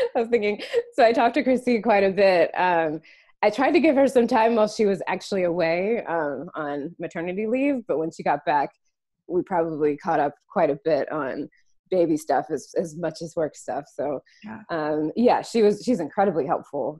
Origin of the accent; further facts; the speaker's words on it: North Carolina, United States; also born or lived in San Francisco, United States; now in Washington DC area, United States; We're both from the East Coast. So I'm from North Carolina